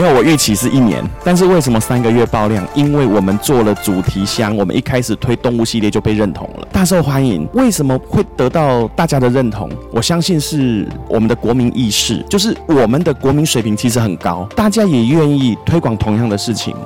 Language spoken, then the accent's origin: Chinese; Taiwan; 我觉得就是我们台湾人最美的地方